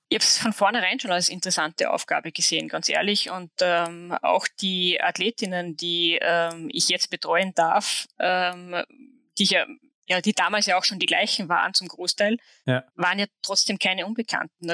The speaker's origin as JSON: {"language": "German", "town": "Saalfelden", "region": "Salzburg", "country": "Austria", "tie": "born or raised there", "also_born_or_lived": "Hochfilzen / Switzerland", "said": "in Saalfelden, also meinem Heimatort am Skigymnasium"}